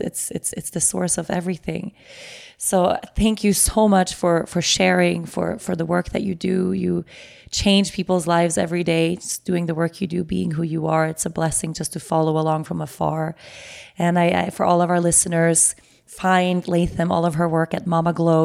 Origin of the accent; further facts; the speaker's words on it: Aruba; we were here in Aruba